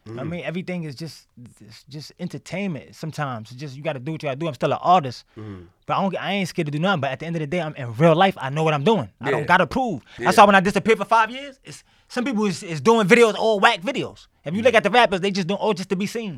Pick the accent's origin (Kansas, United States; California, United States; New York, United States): New York, United States; New York City; also born or lived in Queens, New York; I was born in the Bronx, Jacoby Hospital, till like 9 years old.